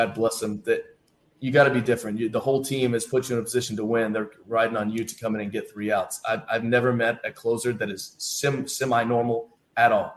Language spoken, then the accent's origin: English; Bloomington, Indiana, United States; now in Cleveland, United States; I grew up in Bloomington, Indiana